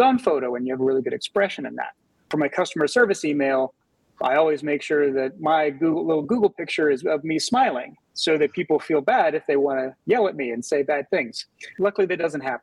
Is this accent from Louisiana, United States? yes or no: yes; Louisiana, United States; now in New Orleans, United States; Louisiana's home for me. I'm a big home, big supporter of my home state